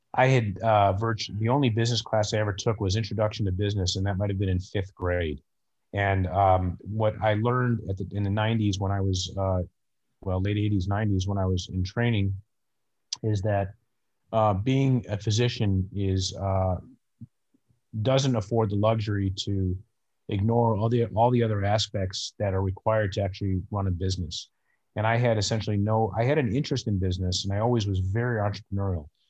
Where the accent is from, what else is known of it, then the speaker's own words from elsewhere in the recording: northern suburbs of Chicago, Illinois, United States; I live in Chicago, and I grew up in the northern suburbs of Chicago